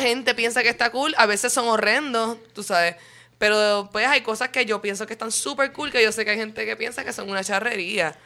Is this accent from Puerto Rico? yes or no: yes; Puerto Rico; encuentro orgullo puertorriqueño